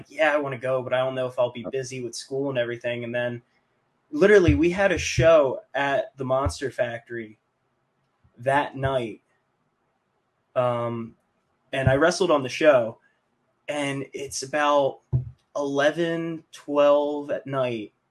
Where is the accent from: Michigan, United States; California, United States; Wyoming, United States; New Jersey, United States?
New Jersey, United States; Mays Landing; moved away as an adult; now in Philadelphia, United States; my hometown, which is same hometown as Draws, Maze Landing